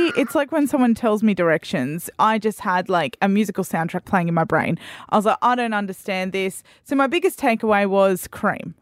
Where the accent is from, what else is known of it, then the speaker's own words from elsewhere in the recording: Australia; I'm an Australian.